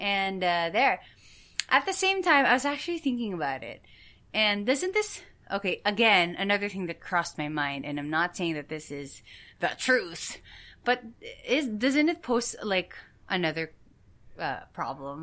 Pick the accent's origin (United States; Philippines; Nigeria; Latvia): Philippines